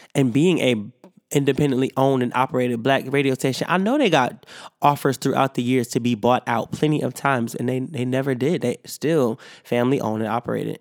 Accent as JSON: {"language": "English", "town": "Rochester", "region": "New York", "country": "United States", "tie": "born or raised there", "said": "I love my hometown of Rochester, New York."}